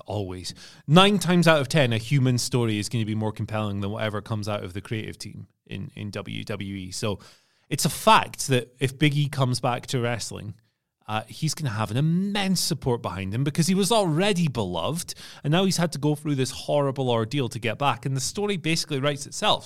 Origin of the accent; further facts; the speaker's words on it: Scotland, United Kingdom; I'm from Scotland